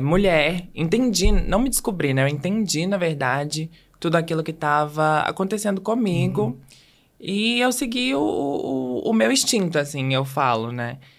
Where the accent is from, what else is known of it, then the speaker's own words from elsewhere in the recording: Belo Horizonte, Minas Gerais, Brazil; eu sou de Belo Horizonte